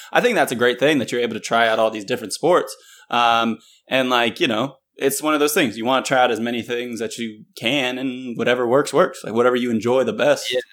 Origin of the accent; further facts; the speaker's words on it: Northern Virginia, United States; moved away as an adult; also born or lived in North Carolina / Indianapolis; I grew up in Northern Virginia, so it's not like you really have that much country